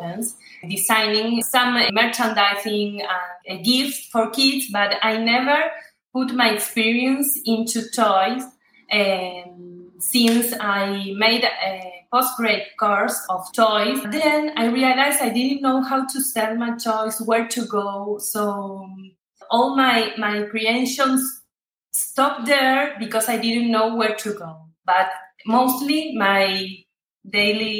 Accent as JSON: {"language": "English", "country": "Argentina", "second_language": "English", "said": "I'm from Argentina"}